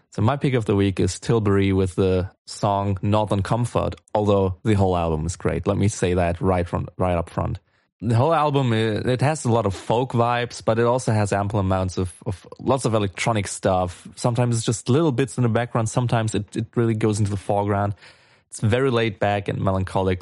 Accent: Germany; I'm from Germany

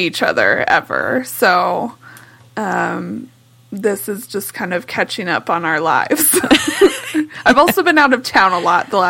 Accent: United States; accent: American; Some would catch my American accent and just immediately switch over to English, and some would stay to German because I fooled them. However, I know no Swedish, like none.

